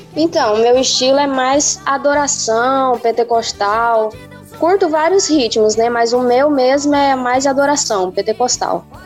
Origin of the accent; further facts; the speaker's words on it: Rondônia, Brazil; now in Matupi, Brazil; eu nasci em Rondônia, no estado de Rondônia, e vim morar aqui no estado do Amazonas.